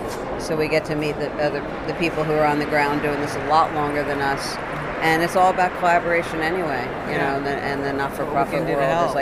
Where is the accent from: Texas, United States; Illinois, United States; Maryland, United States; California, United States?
Illinois, United States; Chicago; from Chicago.